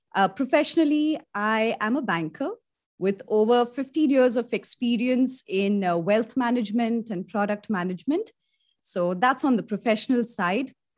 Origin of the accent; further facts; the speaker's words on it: India; I'm an Indian and I've studied, I've done my college in, uh, India